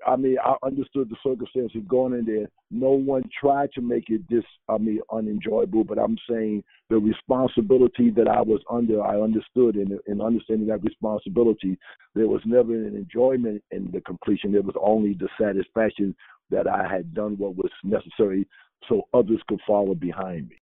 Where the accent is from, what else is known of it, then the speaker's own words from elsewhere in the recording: New York City, New York, United States; moved away; also born or lived in Chapel Hill; growing up in Harlem